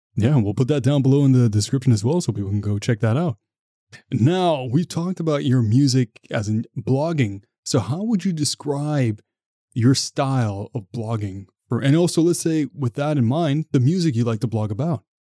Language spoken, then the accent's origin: English; Ottawa, Ontario, Canada; I'm from Ottawa.